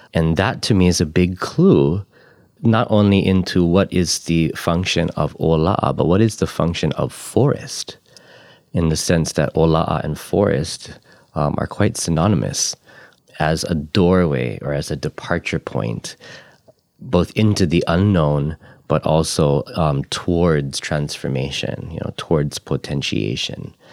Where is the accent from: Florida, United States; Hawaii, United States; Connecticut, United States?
Hawaii, United States; Ko'olaupoko, Oahu; now in Puna, Hawaii, United States; I've only been here about a dozen or so years. I'm from Ko'olaupoko on Oahu.